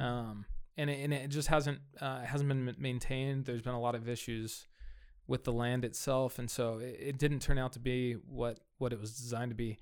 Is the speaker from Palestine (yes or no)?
no; Fresno, California, United States; I grew up here, right? I, I grew up in Southeast Fresno